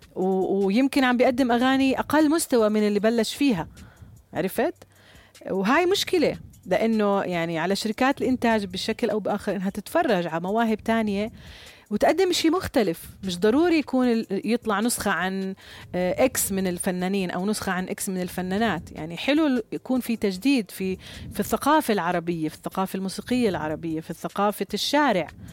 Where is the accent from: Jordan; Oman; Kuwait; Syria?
Jordan; عندنا في الأردن